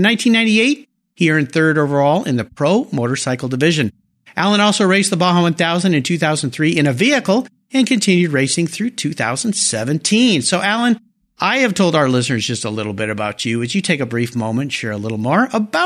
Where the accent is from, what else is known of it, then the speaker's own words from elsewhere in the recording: Southern California, United States; moved away; I grew up down there in Southern California